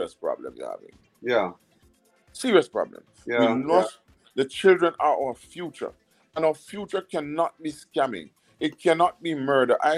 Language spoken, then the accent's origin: English; Ocho Rios, Saint Ann, Jamaica; now in United States; I'm from Ocherius, Jamaica, and I love it. And I was born there. I'm a born Jamaican. I always say, I'm a Jamaican born and bred